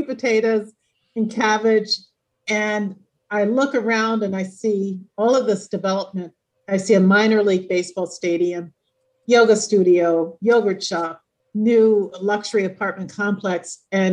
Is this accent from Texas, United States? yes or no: no; Oklahoma, United States; my people are from Oklahoma. I was born in Oklahoma